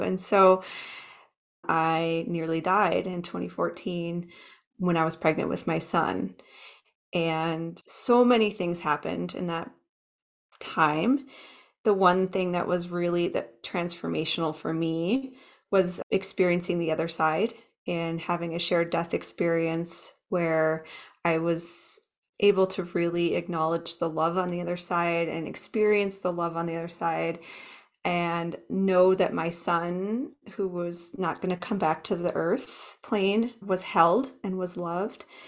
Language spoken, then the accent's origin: English; Minnesota, United States; now in Fort Collins, United States; I grew up in Minnesota, the Midwest